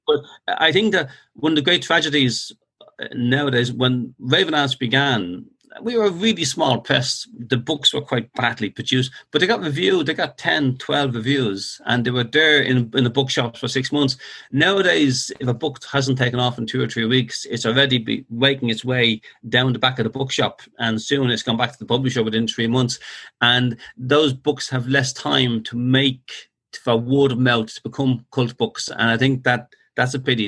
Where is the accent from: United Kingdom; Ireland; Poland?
Ireland; Dublin, Leinster; born or raised there